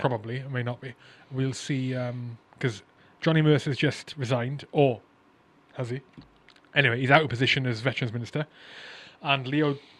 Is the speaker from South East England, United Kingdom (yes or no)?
no; Wales, United Kingdom; I'm Welsh